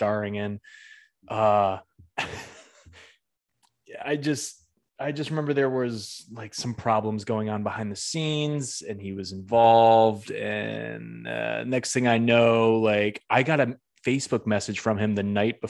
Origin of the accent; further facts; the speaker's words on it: Western Massachusetts, United States; I'm from Western Mass